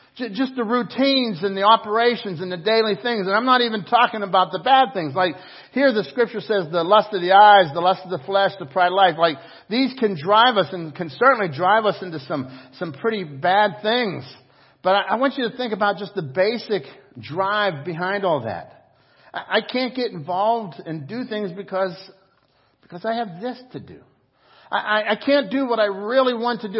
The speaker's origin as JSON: {"language": "English", "country": "United States", "said": "as an American"}